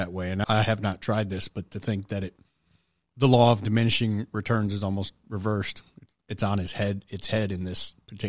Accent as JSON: {"language": "English", "town": "Detroit", "region": "Michigan", "country": "United States", "tie": "born or raised there", "said": "I grew up in Detroit"}